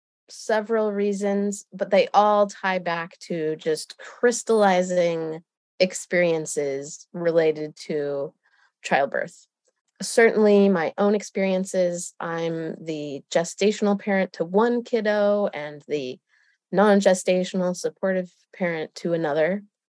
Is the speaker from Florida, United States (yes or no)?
no; Colorado, United States; founder and director of Elephant Circle, born and raised in Colorado. So have been a part of a lot of perinatal periods here for many generations